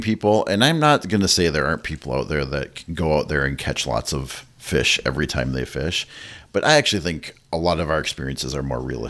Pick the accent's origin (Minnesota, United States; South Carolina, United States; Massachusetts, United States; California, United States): Minnesota, United States; I'm from Minnesota